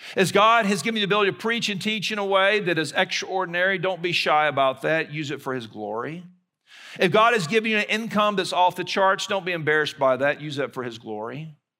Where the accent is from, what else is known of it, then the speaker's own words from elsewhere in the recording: Mobile, Alabama, United States; moved away; my hometown of Mobile, Alabama